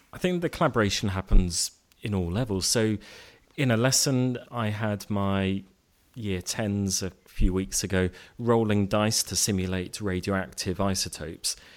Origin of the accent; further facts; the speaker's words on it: Cambridge, East of England, United Kingdom; moved away as an adult; also born or lived in East London; now in Reading, United Kingdom; I grew up in Cambridge